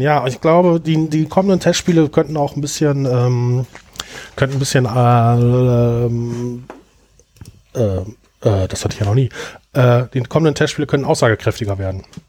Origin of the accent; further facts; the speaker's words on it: Bottrop, North Rhine-Westphalia, Germany; in meiner Heimatstadt Bottrop